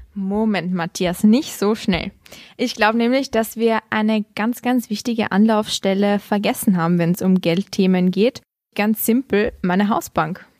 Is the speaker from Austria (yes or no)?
yes; Austria